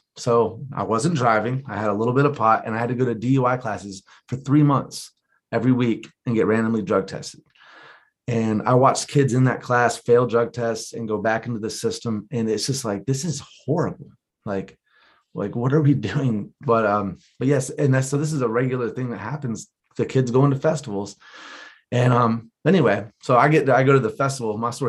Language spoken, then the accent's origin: English; Florida, United States; I'm Florida, yeah.